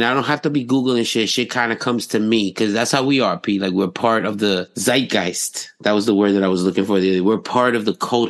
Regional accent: New York City, New York, United States; accent: New York; as being a New Yorker

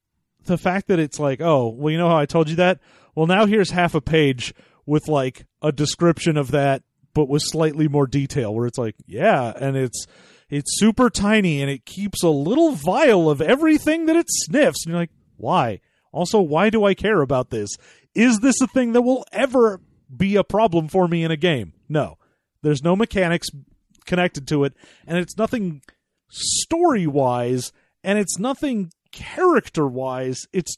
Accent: Florida, United States; I originally come from Florida.

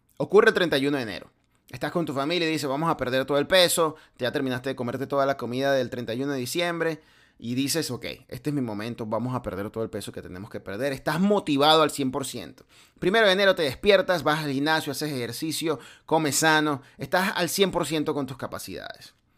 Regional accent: Venezuela; now in United States; de donde yo vengo en Venezuela

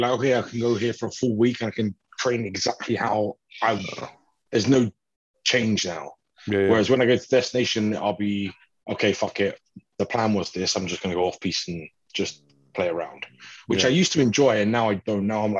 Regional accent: United Kingdom; as a British person

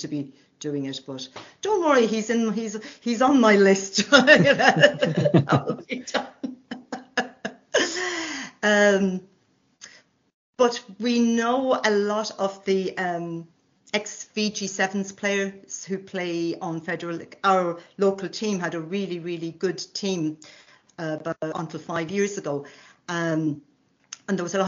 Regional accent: Ireland; now in France; Husband is Scottish, I'm Irish

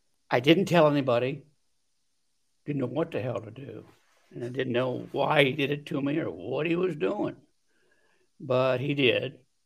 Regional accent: Delaware, Ohio, United States; Well, I grew up in Delaware, Ohio, which is just about 20 miles from Columbus. I had a brother and a sister. And Delaware is a small town.

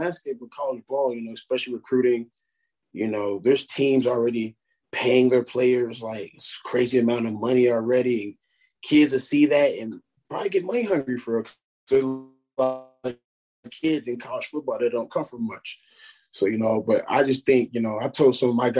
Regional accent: Murray, Kentucky, United States; that's my hometown, you know, I take a lot of pride coming from Murray

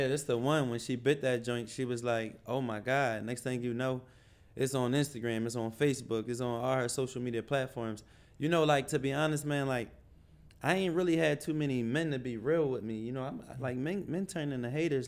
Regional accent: Philadelphia, Pennsylvania, United States; now in Atlanta, United States; I'm from Philly

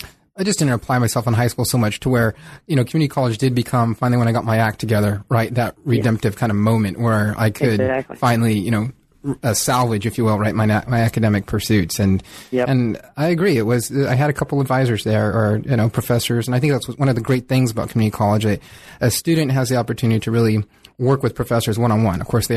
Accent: California, United States; also born or lived in Mountain West; I remember I grew up in Southern California as well. And it wasn't until I left Southern California for a few years.

